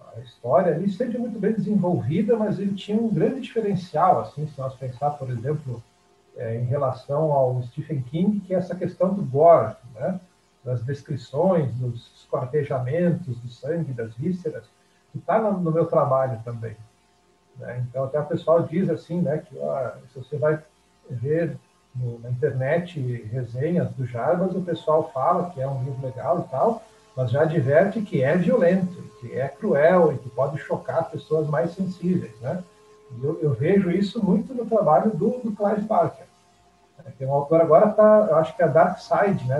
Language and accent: Portuguese; interior of Rio Grande do Sul, Brazil; a minha cidade natal, lá no interior do Rio Grande do Sul, é uma cidade que até hoje tem cerca de 4.500 habitantes.